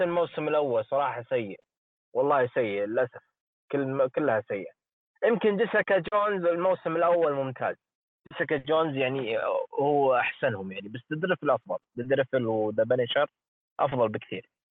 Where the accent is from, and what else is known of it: Saudi Arabia